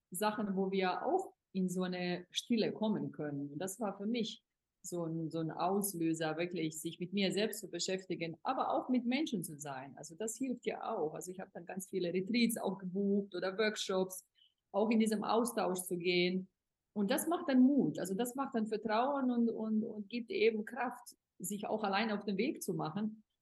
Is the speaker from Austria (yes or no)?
no; Bosnia & Herzegovina; im Sommer bin ich dann in Europa, also auch in meiner Heimat, Bosnien und Herzegowina